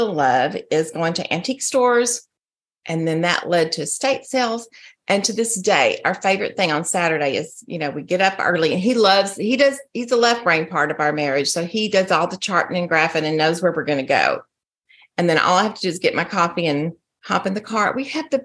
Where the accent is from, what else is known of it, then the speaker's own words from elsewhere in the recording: Texas, United States; moved away as an adult; also born or lived in Colorado; now in Arizona, United States; I'm from Texas